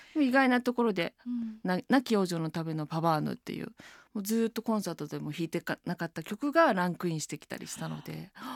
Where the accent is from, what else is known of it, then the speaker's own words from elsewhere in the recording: Taito, Tokyo, Japan; also born or lived in France; 私台東区出身なんですけど